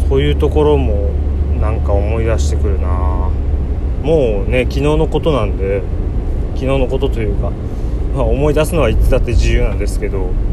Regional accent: Ibaraki, Japan; 自分も茨城の出身というか茨城県に住んでいる

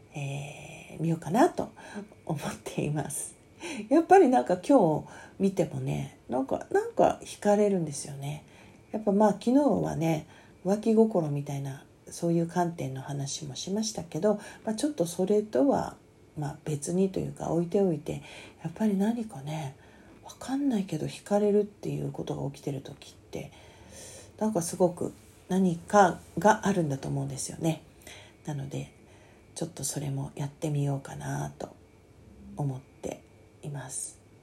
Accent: Kanagawa, Japan; 私は神奈川県民ですけども

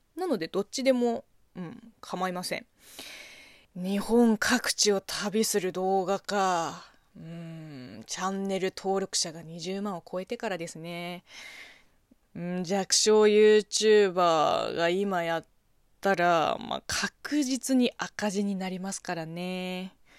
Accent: China; Japanese is a second language; now in Japan; 中国生まれ、中国育ちの私

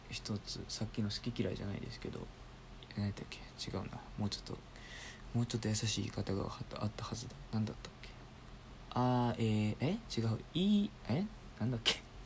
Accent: Osaka, Japan; moved away; 僕出身が大阪なんですけど

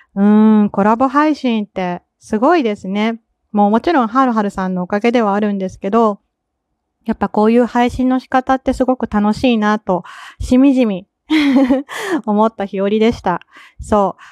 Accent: Kansai, Japan; accent: Kansai dialect; 関西人なんで私

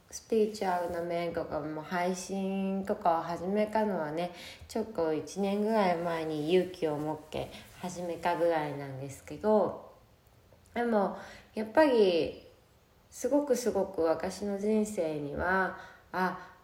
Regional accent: Sapporo, Hokkaido, Japan; moved away as an adult; now in Miyakojima, Japan; 生まれも育ちも北海道の札幌で育ちました。

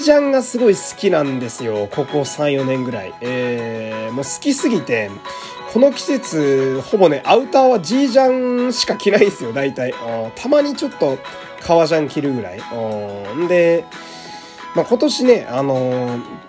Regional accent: Fukui, Japan; now in Tokyo, Japan; 私あの、福井県っていう雪国の出身ですけど

